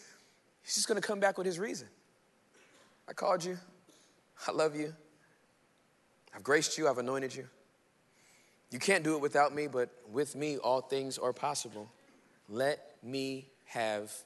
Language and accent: English; Inglewood, California, United States; also born or lived in Irving, Texas; I was born and raised in Inglewood, California, the hood.